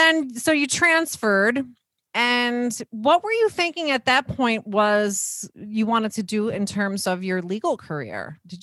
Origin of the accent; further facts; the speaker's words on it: New Jersey, United States; I'm from Jersey and I can't even stand the cold here.